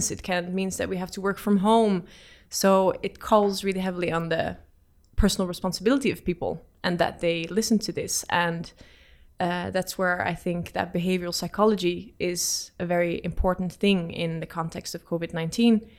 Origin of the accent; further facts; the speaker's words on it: Netherlands; moved away as an adult; now in Oslo, Norway; I don't come from uh, the UK, I come from the Netherlands.